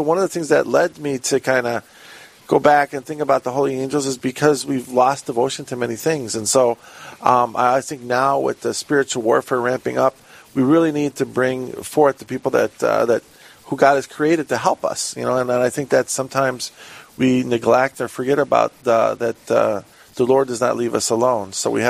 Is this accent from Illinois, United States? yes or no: yes; Chicago, Illinois, United States; now in Rochester, United States; I'm originally born and raised in Chicago